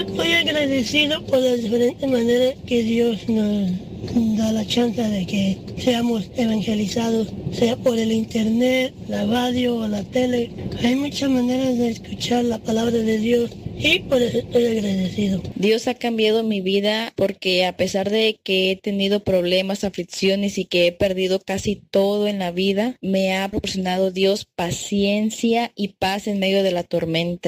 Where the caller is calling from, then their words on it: Mexico City, Mexico; yo los escucho desde Iztapalapa, Ciudad de México